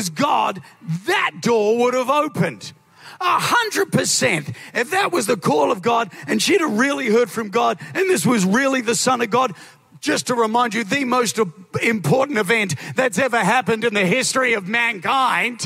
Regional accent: New Zealand; moved away as an adult; now in Australia; I'm originally from New Zealand.

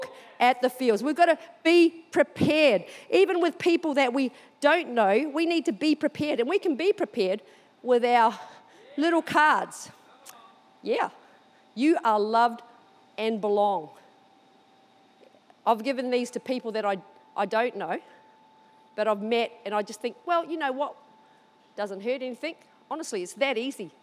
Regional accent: New Zealand; now in Australia; Even though I live here, this thing still call New Zealand home sometimes

